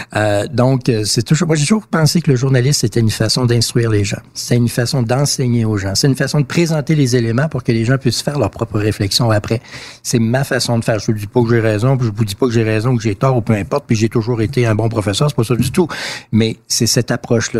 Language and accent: French; Quebec City, Quebec, Canada; Je suis né au Canada, je suis fier d'être Canadien